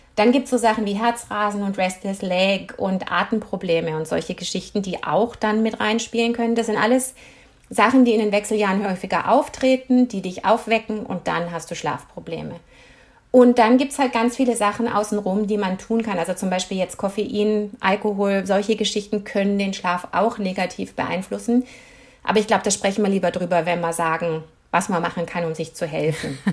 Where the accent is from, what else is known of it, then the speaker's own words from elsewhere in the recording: Germany; moved away as an adult; also born or lived in United States; now in Canada; ich bin Deutsche.